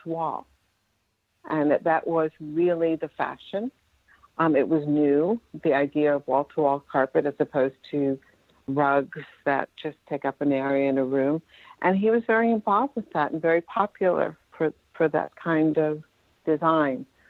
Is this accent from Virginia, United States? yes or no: no; Westchester County, New York, United States; I was raised in Westchester County, which is a suburb of New York.